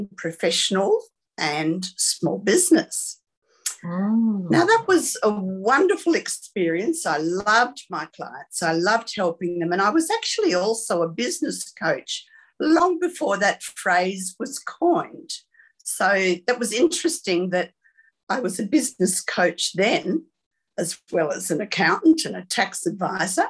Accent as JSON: {"language": "English", "town": "Sydney", "region": "New South Wales", "country": "Australia", "tie": "born or raised there", "said": "I was born in Sydney, the daughter of two perfectionists"}